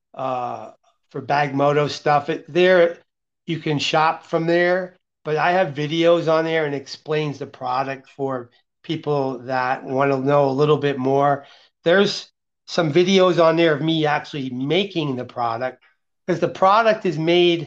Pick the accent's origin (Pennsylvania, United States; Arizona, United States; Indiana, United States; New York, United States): Pennsylvania, United States; Allentown; moved away as an adult; now in Las Vegas, United States; that's where I grew up, in the Allentown, Bethlehem, Easton area